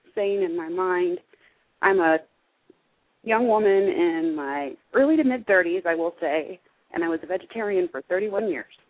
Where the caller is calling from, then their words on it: Indiana, United States; calling from Indiana